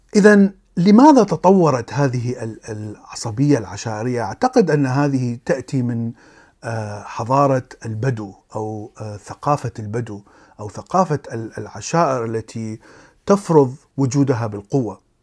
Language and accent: Arabic; Iraq; كبرت في العراق